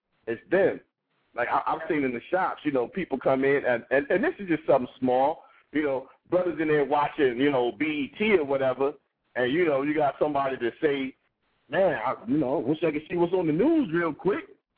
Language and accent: English; Columbus, Ohio, United States; I'm a barber. I'm from Columbus, Ohio